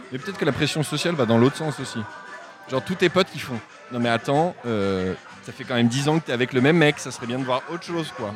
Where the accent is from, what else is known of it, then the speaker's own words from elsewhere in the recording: Normandy, France; je viens de Normandie